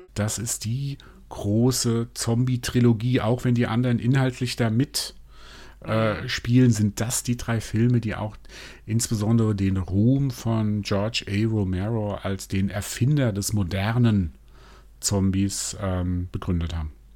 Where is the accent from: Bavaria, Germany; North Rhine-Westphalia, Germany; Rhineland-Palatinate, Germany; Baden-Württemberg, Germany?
Rhineland-Palatinate, Germany; Mainz; ich bin in Mainz groß geworden